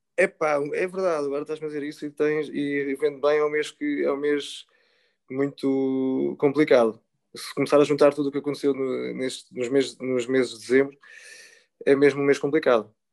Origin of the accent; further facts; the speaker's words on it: Portugal; no Rio Sado, que foi onde eu cresci